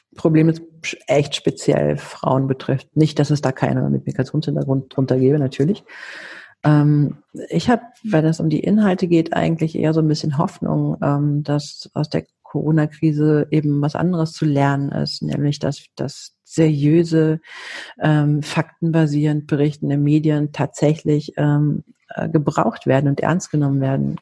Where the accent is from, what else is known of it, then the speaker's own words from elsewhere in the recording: Athens, Attica, Greece; now in Germany; wir sind beide griechisch. Ich bin auch in Athen geboren.